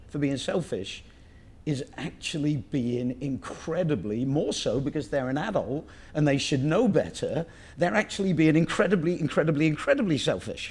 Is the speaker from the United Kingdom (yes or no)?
yes; England, United Kingdom; moved away; the ethos that I grew up with in England